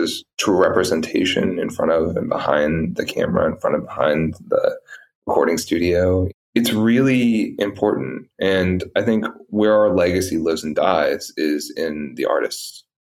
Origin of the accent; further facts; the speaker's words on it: London, United Kingdom; born there; I was born in London.